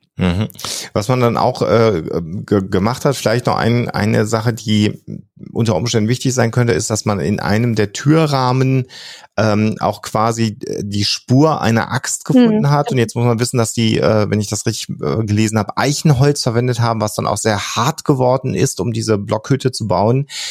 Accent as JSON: {"language": "German", "area": "near Hille", "region": "North Rhine-Westphalia", "country": "Germany", "tie": "born or raised there", "said": "ein kleiner Ort, der wirklich bei mir an meiner Heimatstadt direkt ums Eck ist"}